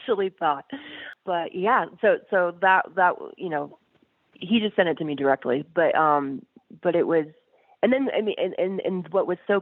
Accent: Tampa, Florida, United States; moved away as an adult; also born or lived in Tallahassee, Florida; now in Los Angeles, United States; I'm a Floridian

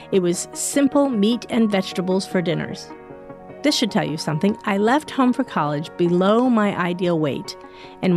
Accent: New Hampshire, United States; I grew up in New Hampshire

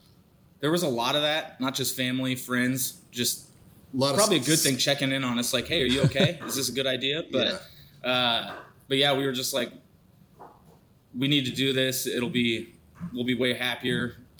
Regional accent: Spokane, Washington, United States; Yeah, I'm from Spokane, born and raised.

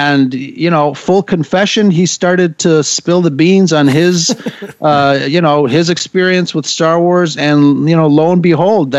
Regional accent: Chicago, Illinois, United States; I am in Chicago. I've lived in Chicago all my life. And Chicago is the city that I call home.

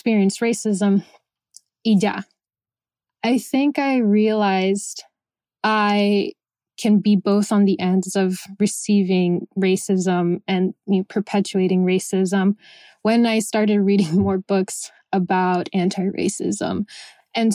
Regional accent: Miami, Florida, United States; also born or lived in Venezuela; I was born in Venezuela. I grew up in Miami, Florida

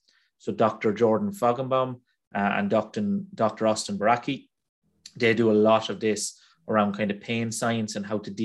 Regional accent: Ireland; I'm Irish

